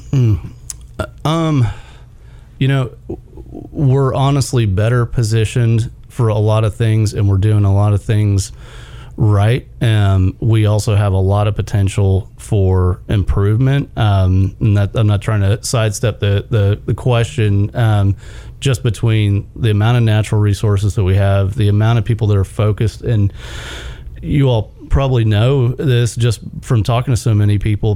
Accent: Houston, Texas, United States; now in Chattanooga, United States; I grew up in Houston, Texas

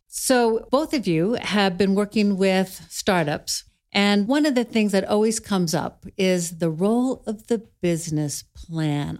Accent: Clatskanie, Oregon, United States; I grew up in Klatskanai

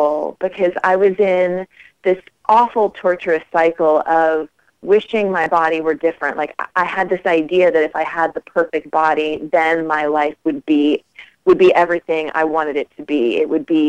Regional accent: Charleston, West Virginia, United States; moved away; also born or lived in New York; I grew up in Charleston, West Virginia, in a single-parent home

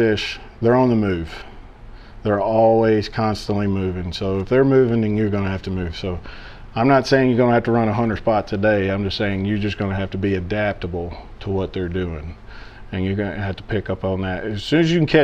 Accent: Chapel Hill, Tennessee, United States; I'm from Chapel Hill, Tennessee. Born and raised here, lived here most of my life

